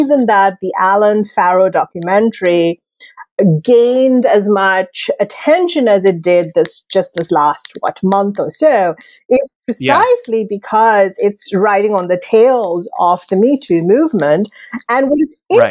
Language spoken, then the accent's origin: English; India; moved away; I'm originally from India.